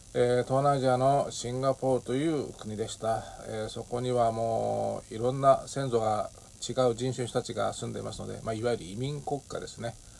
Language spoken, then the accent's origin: Japanese; Japan; accent: Japanese-accented English; also born or lived in Singapore; 私の英語はまあ当然日本語なまりがあるわけなんですけれども